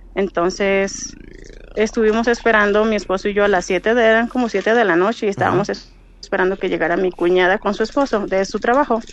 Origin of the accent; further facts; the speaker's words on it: Dominican Republic; moved away as an adult; now in Mexico; soy dominicana, pero resido aquí este, en México hace ya 12 años